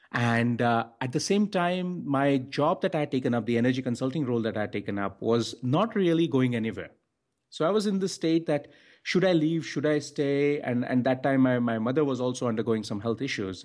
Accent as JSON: {"language": "English", "country": "India", "said": "I'm from India"}